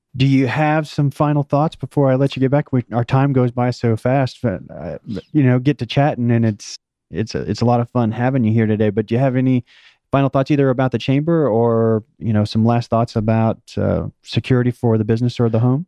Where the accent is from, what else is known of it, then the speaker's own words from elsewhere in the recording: Oklahoma, United States; now in Atlanta, United States; I was born in Oklahoma and, and spent a number of years there before moving here.